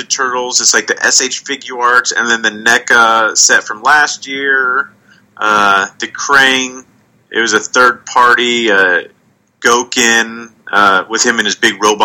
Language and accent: English; Long Beach and Bakersfield, California, United States; moved away; I grew up in Long Beach and Bakersfield, California. Those are the two places I lived